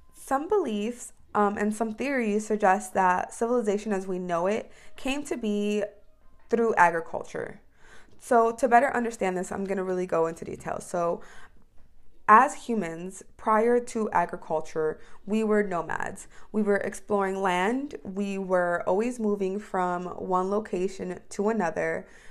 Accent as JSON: {"language": "English", "country": "United States"}